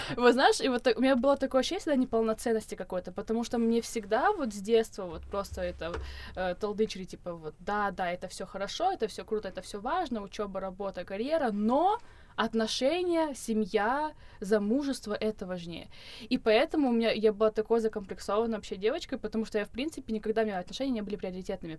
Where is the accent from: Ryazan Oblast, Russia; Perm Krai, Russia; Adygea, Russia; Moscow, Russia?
Adygea, Russia; also born or lived in Pyatigorsk; я с Кавказа. Я родом из Республики Адыгея, э, училась я тоже на Северном Кавказе, в Пятигорске